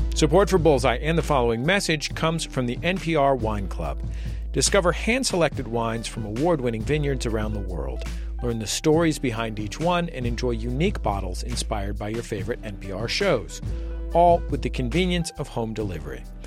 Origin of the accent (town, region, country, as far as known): Bay Area, California, United States; born or raised there; moved away as an adult; now in Los Angeles, United States